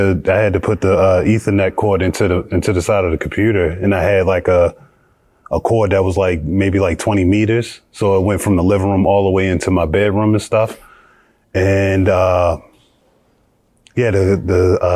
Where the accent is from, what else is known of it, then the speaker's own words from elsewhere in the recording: United States; moved away as an adult; also born or lived in Belgium / Georgia / Spain / Russia; as an American